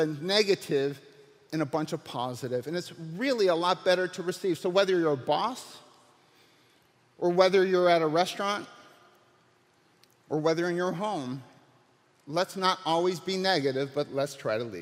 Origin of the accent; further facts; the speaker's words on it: United States; as an American having the blessing of a restaurant